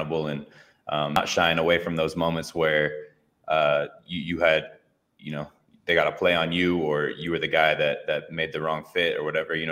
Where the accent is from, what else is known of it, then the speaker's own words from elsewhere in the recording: Bay Area, California, United States; I grew up in the Bay Area